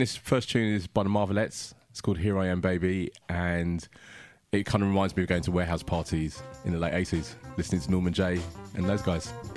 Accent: London, United Kingdom; African kid growing up in South London

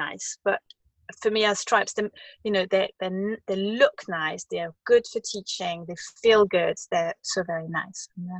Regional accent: France; English is a second language; As I remember, it was hardly nowhere. I'd never seen it. Until I had a little job when I was 18 in Paris

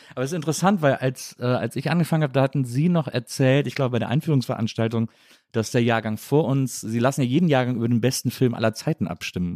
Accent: Rhineland, Germany; also born or lived in Munich; ich bin Rheinländer

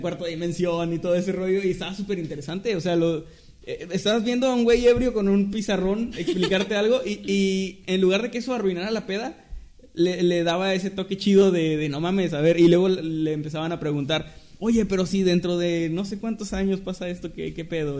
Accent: Mexico; somos mexicanos

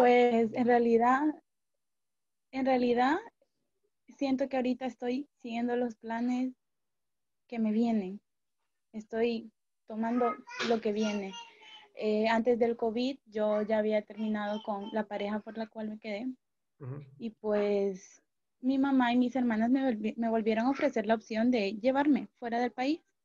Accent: Honduras; me quedé en Honduras, en mi país

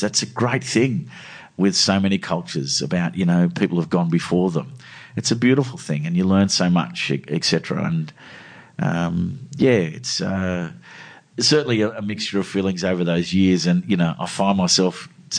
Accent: Australia; the luck we have growing up in Australia, you know, we won the lottery here

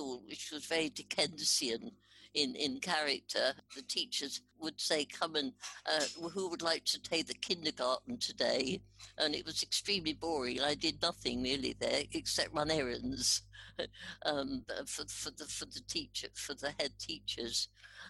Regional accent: Park Street, East of England, United Kingdom; also born or lived in Radlett; I grew up in Hertfordshire in a little village in between St Albans and Radlett in Hertfordshire. I was born in Radlett and then we moved into the little village called

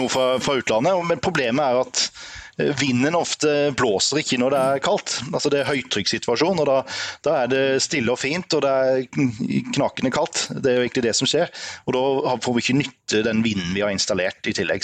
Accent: Grimstad, Agder, Norway; also born or lived in Trondheim; Vi er fra Grimstad begge

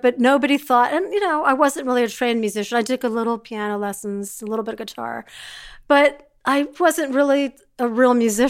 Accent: Philadelphia, Pennsylvania, United States; born there; also born or lived in Maryland; So I was born in Philadelphia, which I'm very proud of because we got

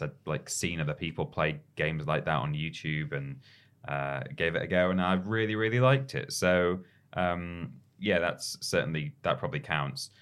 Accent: England, United Kingdom; as a an English person

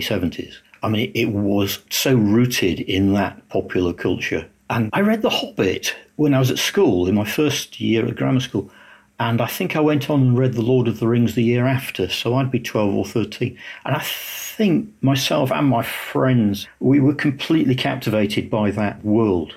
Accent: Lincoln, East Midlands, United Kingdom; I was actually from Lincoln. Lincoln was a industrial, heavy industry. My father worked for a company that made excavators

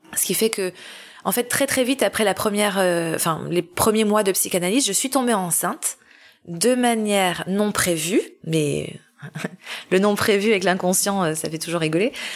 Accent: Paris, Île-de-France, France; born or raised there; moved away as an adult

